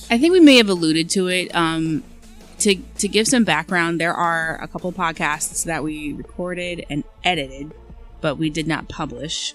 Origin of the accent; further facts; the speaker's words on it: Eastern Shore of Maryland, United States; moved away as an adult; also born or lived in Philadelphia, United States; now in Washington DC suburbs, United States; I'm from the Eastern Shore